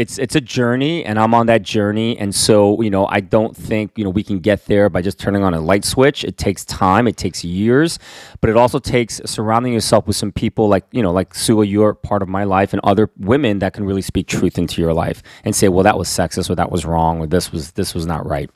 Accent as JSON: {"language": "English", "country": "United States", "said": "I am Korean American"}